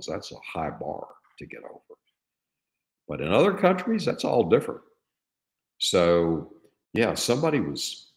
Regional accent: East Texas, United States; I grew up in East Texas

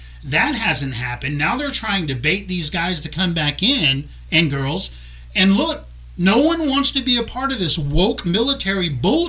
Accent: South Louisiana, United States; We're from South Louisiana. We're Cajuns. We say Chauvin.

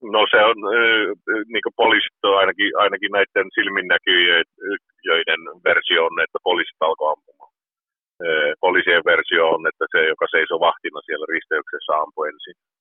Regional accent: Botkyrka, Stockholm County, Sweden; born or raised there; also born or lived in Rovaniemi, Finland

